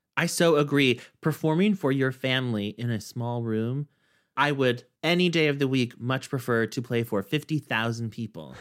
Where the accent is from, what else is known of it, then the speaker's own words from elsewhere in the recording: Kansas, United States; now in New York, United States; in Kansas, in my hometown, where I knew everybody